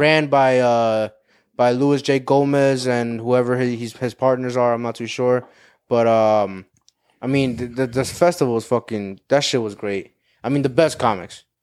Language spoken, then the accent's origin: English; Cuba; We're both Cuban